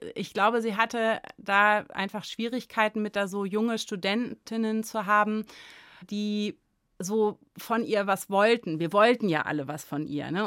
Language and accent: German; Göttingen, Lower Saxony, Germany; also born or lived in Bad Gandersheim; in Göttingen tatsächlich, wo ich geboren bin.